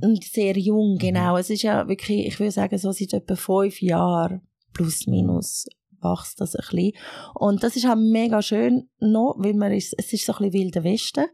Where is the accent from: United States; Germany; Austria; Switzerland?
Switzerland; Erlenbach, Zurich; first language Arabic; also born or lived in Egypt / Chur / Regensdorf / Langnau am Albis; ich bin so ein Mixmax, wo in Ägypten geboren worden ist, aber äh, in der Schweiz aufgewachsen.